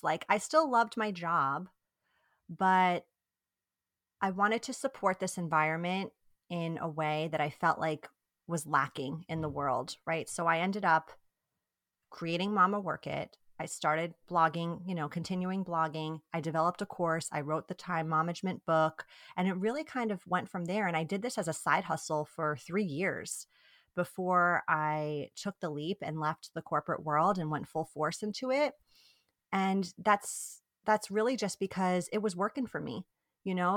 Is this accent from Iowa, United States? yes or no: no; New York, United States; first language Italian; English is a second language; moved away as an adult; also born or lived in Italy; now in Bay Area, California, United States; We are originally from New York, so East Coasters, but we live in the Bay Area now, in California